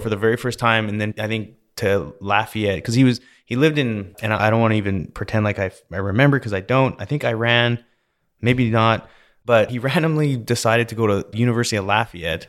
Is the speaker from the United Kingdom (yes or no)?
no; Canada; now in Texas, United States; I grew up in Canada